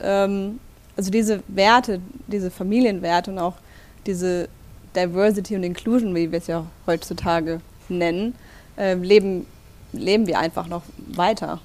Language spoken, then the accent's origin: German; Black Forest, Baden-Württemberg, Germany; moved away as an adult; also born or lived in Stuttgart; now in Berlin, Germany; ich komme aus Baden-Württemberg